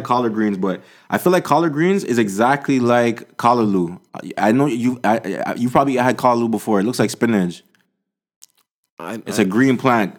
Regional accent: Montreal, Quebec, Canada; I was born in Montreal.

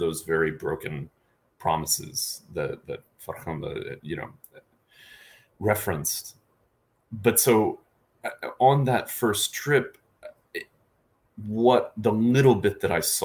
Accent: United States; as an American

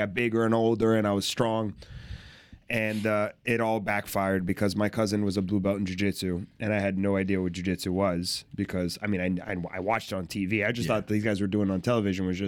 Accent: Fort Lauderdale, Florida, United States; born or raised there; also born or lived in Brazil

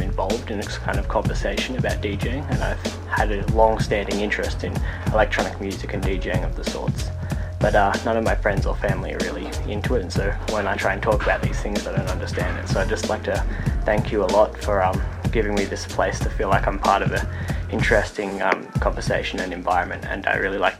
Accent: Australia; I'm 14 and from Australia.

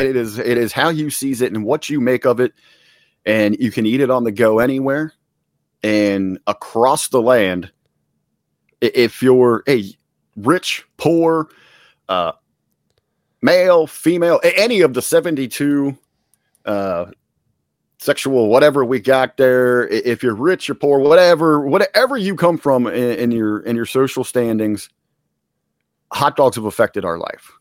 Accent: Cincinnati, Ohio, United States; where I'm at on the west side of Cincinnati, where I grew up

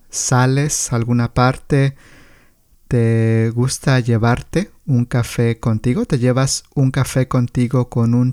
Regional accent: Colombia; y como colombiana, pues sabemos que Colombia tiene uno de los mejores cafés del mundo

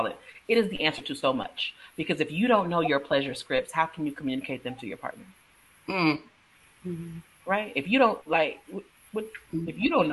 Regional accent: Texas, United States; I'm from Texas

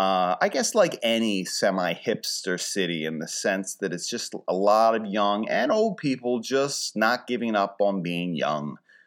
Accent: Philadelphia, Pennsylvania, United States; A big thing, of course, when you're traveling, people say, where are you from? I would say Philly, and people are very, receptive, nice.

